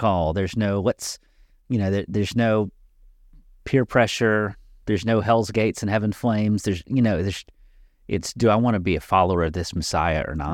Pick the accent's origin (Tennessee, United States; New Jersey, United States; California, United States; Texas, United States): Tennessee, United States; Nashville; now in Dickson, United States; I grew up in the South. I grew up in Nashville.